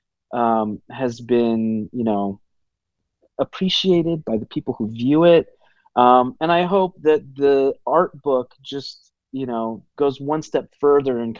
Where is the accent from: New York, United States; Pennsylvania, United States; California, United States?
California, United States; Los Angeles; growing up, you know, I was born in Los Angeles, like in all of those, you know, around all of Hollywood